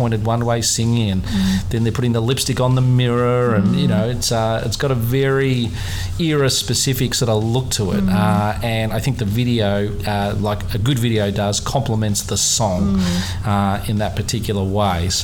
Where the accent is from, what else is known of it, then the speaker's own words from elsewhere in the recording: Melbourne, Victoria, Australia; my hometown of Melbourne